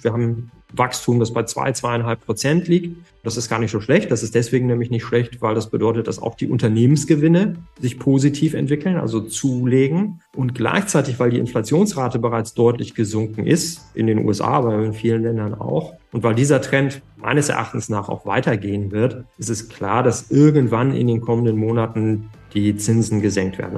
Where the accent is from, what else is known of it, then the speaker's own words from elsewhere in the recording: Germany; bei uns in Deutschland und in Europa